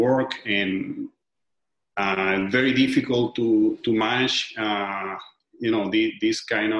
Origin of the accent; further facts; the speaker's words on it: Venezuela; now in Miami, United States; I'm from Venezuela. I live in Miami, Florida.